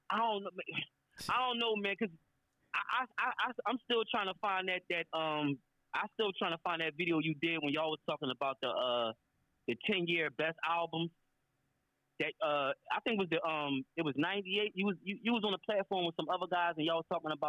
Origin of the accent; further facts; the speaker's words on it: Pennsylvania, United States; I'm from Pennsylvania